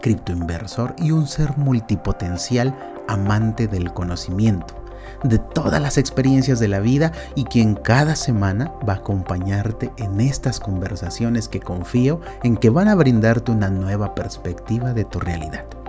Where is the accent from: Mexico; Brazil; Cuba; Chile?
Mexico